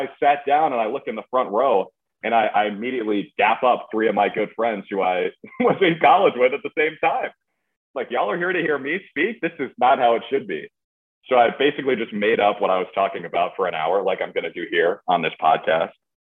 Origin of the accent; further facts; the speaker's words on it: Minnesota, United States; moved away as an adult; also born or lived in Syracuse, New York; now in Birmingham, United States; I grew up in Minnesota